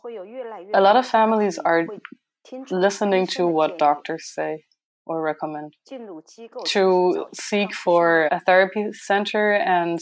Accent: Nanchang, Jiangxi, China; I am from China, the province is Jiangxi province, and it's Nanchang.

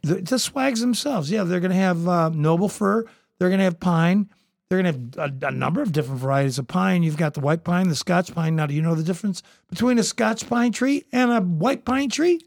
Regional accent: Toledo, Ohio, United States; also born or lived in Southern California; I came from Southern California. I was born, I came back, uh, into Toledo, Ohio.

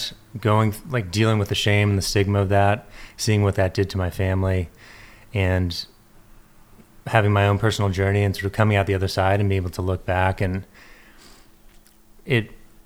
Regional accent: San Diego, California, United States; now in Encinitas, United States; I grew up in La Jolla and had a pretty idyllic upbringing

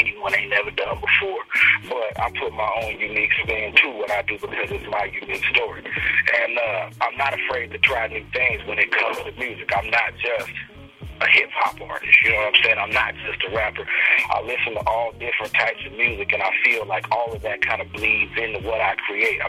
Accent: Oceanside, California, United States; I'm from Oceanside.

